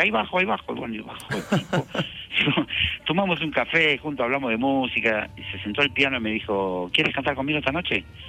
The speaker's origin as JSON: {"language": "Spanish", "country": "Argentina", "said": "nosotros los argentinos"}